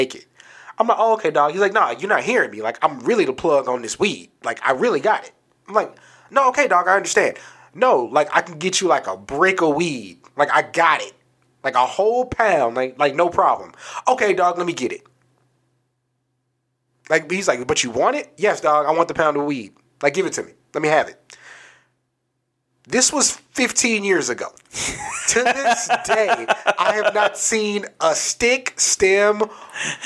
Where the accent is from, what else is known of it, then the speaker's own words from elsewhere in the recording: San Antonio, Texas, United States; we're kids growing up in San Antonio